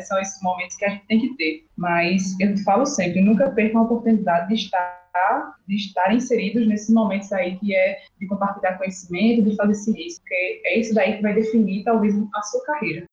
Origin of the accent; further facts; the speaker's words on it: Alagoas, Brazil; accent: Nordeste; now in Jaboticabal, Brazil; nordestina, sou de Alagoas